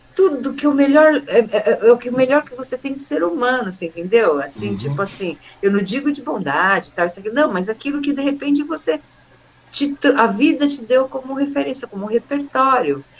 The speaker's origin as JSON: {"language": "Portuguese", "region": "São Paulo", "country": "Brazil", "tie": "born or raised there", "also_born_or_lived": "Itapira / Mogi das Cruzes", "moved": "as an adult", "said": "eu conhecia todo mundo lá, porque eu cresci lá no Bom Retiro"}